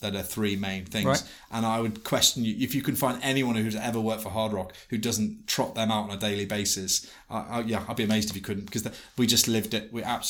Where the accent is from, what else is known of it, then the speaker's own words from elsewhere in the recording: Liverpool, North West England, United Kingdom; I said, Liverpool.